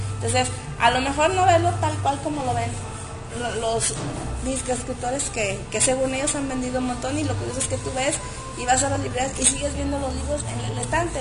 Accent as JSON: {"language": "Spanish", "country": "Mexico", "said": "nuestro idioma mexicano, ¿no? Porque aunque somos este, hablando español, tenemos ciertos modismos"}